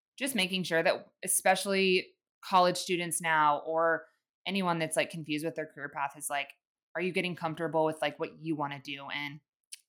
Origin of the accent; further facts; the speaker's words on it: Kansas City, United States; I'm moving back to my hometown. I was like, I'm moving to Kansas City